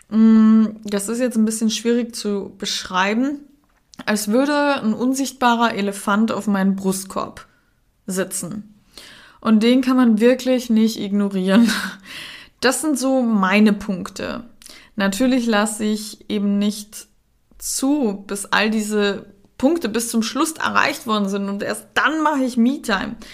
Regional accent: Cologne, North Rhine-Westphalia, Germany; dann die Familie von meinem ähm, Freund wohnt in der Nähe von Hamburg, dann dies und dann das und wir sind ja aus Köln und dadurch waren wir halt viel unterwegs.

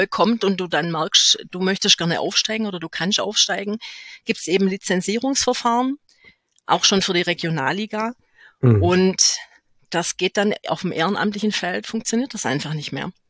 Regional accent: Heidenheim, Baden-Württemberg, Germany; Ich bin in einem Vorort Heidenheims geboren. Ja, es gibt sogar Vororte dort.

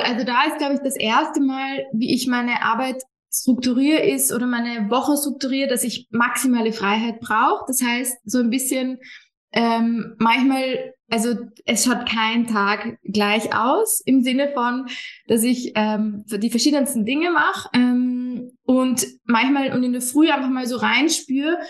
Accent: Vienna, Austria; Ich komme ursprünglich aus Wien, wohne ein bisschen außerhalb von Wien

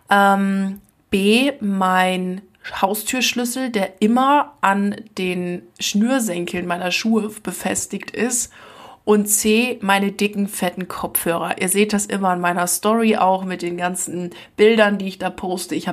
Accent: Lower Saxony, Germany; Ich komme ja aus Ostfriesland und ich habe das schon früher als Jugendliche gehasst wie die Pest, dass nirgends wo irgendwas los war.

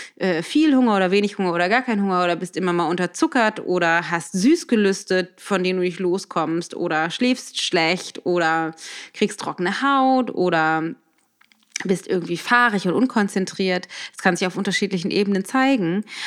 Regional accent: Germany; bei uns in Deutschland

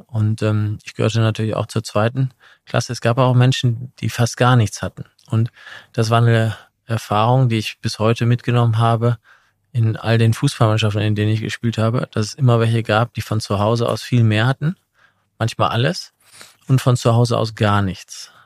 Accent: Essen, North Rhine-Westphalia, Germany; moved away as an adult; also born or lived in Milan / London; now in Munich, Germany; ich bin in Essen aufgewachsen, im Ruhrgebiet

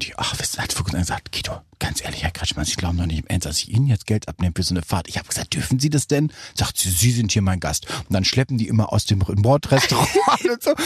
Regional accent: North Rhine-Westphalia, Germany; bei uns in Westfalen

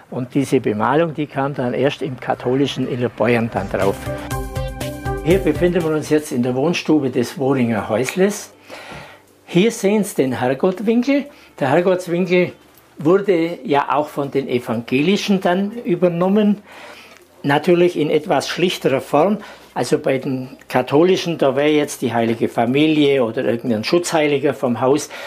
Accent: Maria Steinbach, Bavaria, Germany; Ich komme hier aus dem Nachbarort aus Maria Steinbach und darf Sie heute durchs Museum führen.

